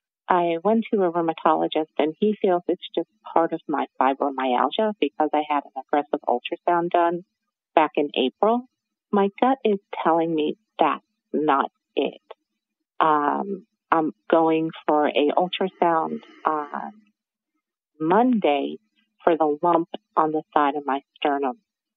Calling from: New Jersey, United States; I'm coming from New Jersey.

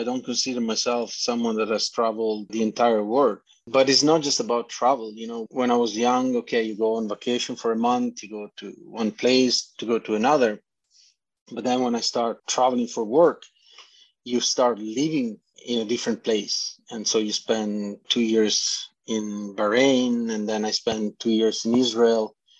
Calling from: British Columbia, Canada; From British Columbia.

